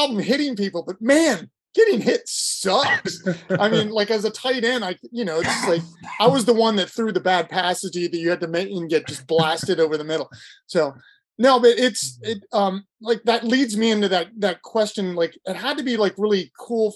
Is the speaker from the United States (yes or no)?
yes; Ohio, United States; moved away; I'm from Ohio originally